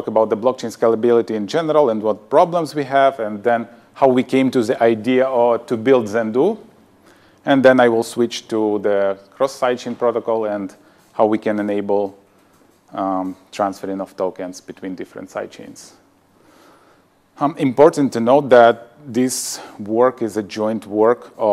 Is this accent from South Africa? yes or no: no; Ukraine; also born or lived in Sweden; I'm from Ukraine. I got my higher education there